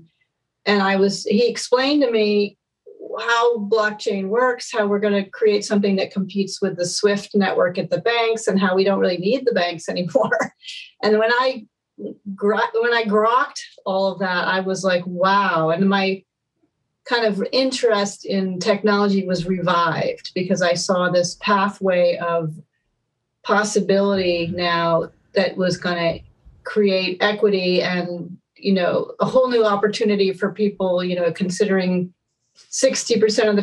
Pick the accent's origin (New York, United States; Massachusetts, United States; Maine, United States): Maine, United States; moved away as an adult; also born or lived in Boston; now in California, United States; I grew up in Maine